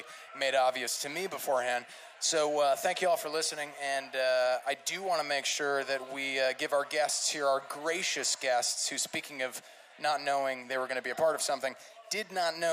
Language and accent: English; New Jersey, United States; also born or lived in South Carolina; now in Charleston, United States; I'm from New Jersey